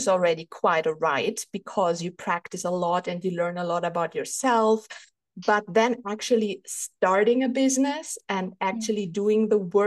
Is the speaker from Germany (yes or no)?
yes; Germany; English is a second language; English is not my first language. Maybe you even recognize I am from Germany